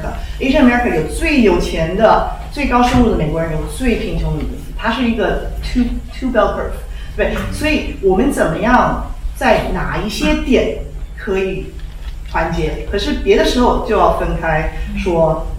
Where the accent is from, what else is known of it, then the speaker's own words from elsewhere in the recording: Taiwan; 完全不能说什么华人，谁要是华人，我是台湾人，对不对？